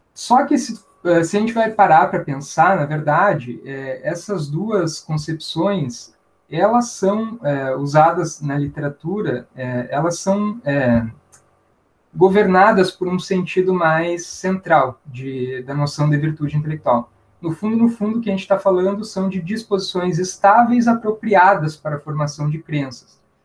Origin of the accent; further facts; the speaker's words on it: Santa Maria, Rio Grande do Sul, Brazil; eu nasci ali no USME, é, meus pais eram da casa dos estudantes, eu fiquei, morei ali até os quatro anos e meio